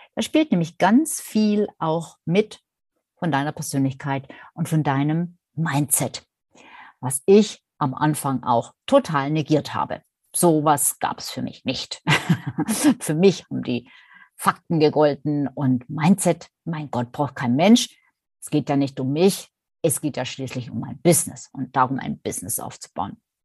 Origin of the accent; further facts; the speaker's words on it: Swabia, Germany; accent: Swabian; vielleicht hört man es ja auch ab und an, dass ich eine gebürtige Schwäbin bin